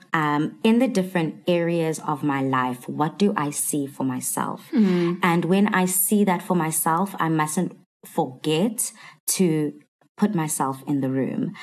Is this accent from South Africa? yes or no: yes; Durban, KwaZulu-Natal, South Africa; born and bred in Durban